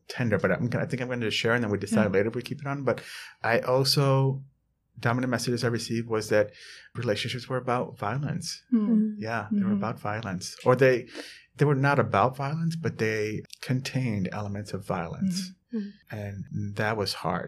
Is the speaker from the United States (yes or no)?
yes; New York City, New York, United States; also born or lived in Edina, Minnesota / Vermont / Geneva, New York; growing up in the South Bronx as a Latino man